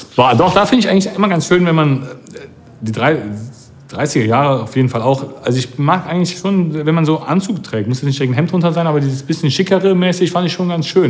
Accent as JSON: {"language": "German", "town": "Cologne", "region": "North Rhine-Westphalia", "country": "Germany", "said": "ich bin als Kölner auch FC-Fan"}